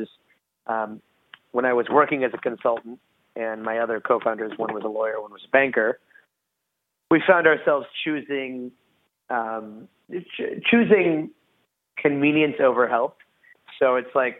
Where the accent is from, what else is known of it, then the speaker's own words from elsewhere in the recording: Pittsburgh, Pennsylvania, United States; I went to Carnegie Mellon in my hometown of Pittsburgh